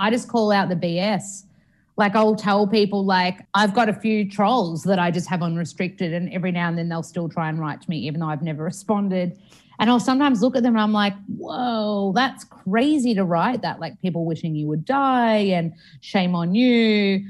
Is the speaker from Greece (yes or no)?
no; Australia; And I love Australia and I love being Australian